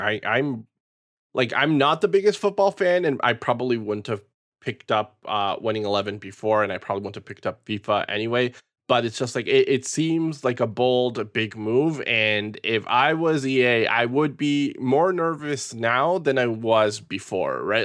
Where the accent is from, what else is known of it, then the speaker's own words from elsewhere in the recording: Peru; growing up in Peru